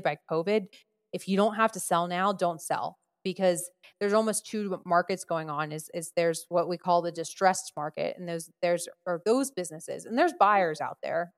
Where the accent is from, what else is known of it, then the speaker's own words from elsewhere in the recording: New Jersey, United States; I'm from Jersey